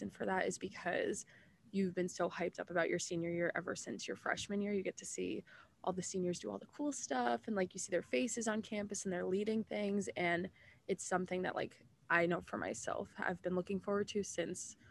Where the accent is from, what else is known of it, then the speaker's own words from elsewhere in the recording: New Jersey, United States; I am from a small town in North Jersey.